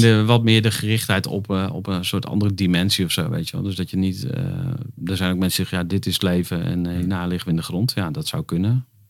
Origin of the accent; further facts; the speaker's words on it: Twente, Overijssel, Netherlands; Ik ben geboren in Twente